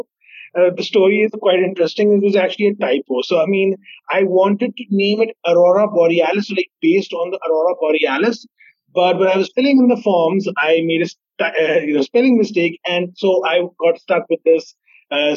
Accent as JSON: {"language": "English", "town": "Sialkot", "region": "Punjab", "country": "Pakistan", "said": "I am from Sialkot, and, we have a famous poet from here"}